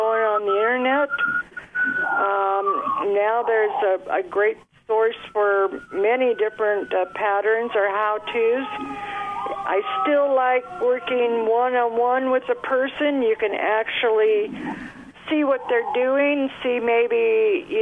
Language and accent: English; Nebraska, United States; also born or lived in Newport Beach, California; now in California, United States; I'm originally from Nebraska